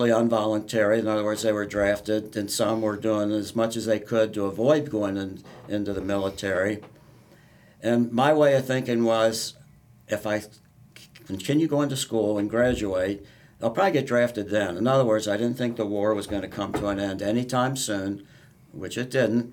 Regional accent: Northern Kentucky, United States; I grew up in Northern Kentucky

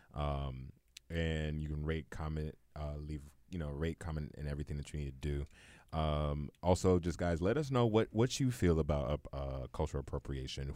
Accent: New York City, New York, United States; I'm from Brownsville in the projects

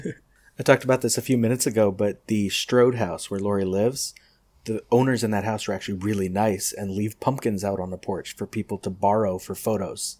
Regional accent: Pasadena, California, United States; I grew up in Pasadena

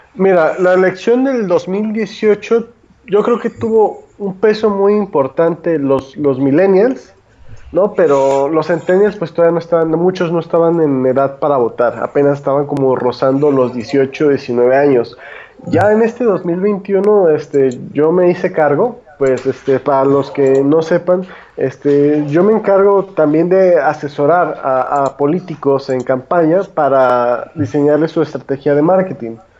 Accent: Guadalajara, Jalisco, Mexico; Yo todavía que soy de Guadalajara

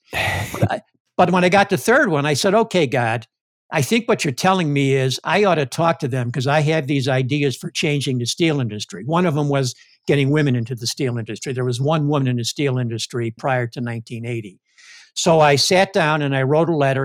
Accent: Chicago, Illinois, United States; now in Cleveland, United States; I'm from Chicago

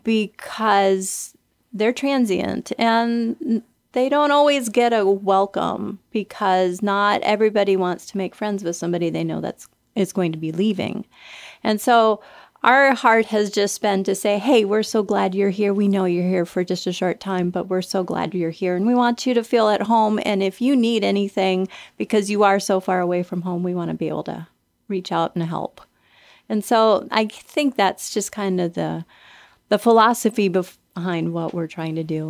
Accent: Minnesota, United States; moved away; I grew up in Minnesota

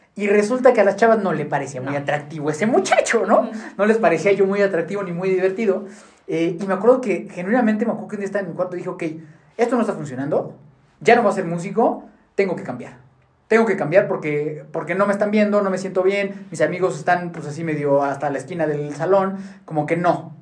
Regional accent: Mexico City, Mexico; yo nací en la Ciudad de México con una familia pues muy convencional

